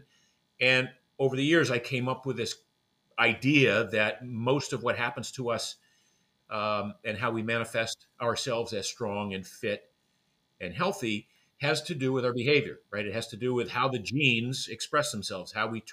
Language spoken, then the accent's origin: English; Maine, United States; I grew up in Maine. I grew up in a small fishing village in Maine.